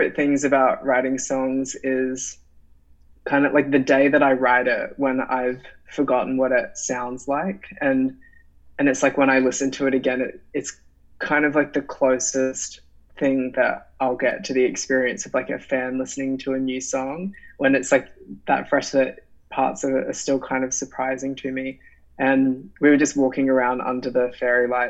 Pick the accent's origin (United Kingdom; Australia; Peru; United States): Australia; Brisbane, Queensland; I'm from Brisbane